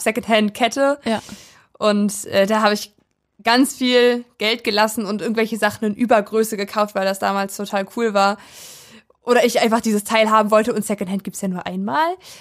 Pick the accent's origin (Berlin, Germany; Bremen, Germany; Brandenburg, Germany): Brandenburg, Germany; Weisen; now in Schwerin, Germany; Also ich komme aus einem Dorf, aus Weisen